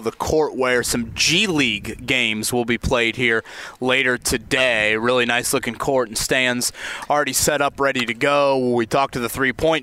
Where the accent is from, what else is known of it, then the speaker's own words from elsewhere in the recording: Indiana, United States; we're from Indiana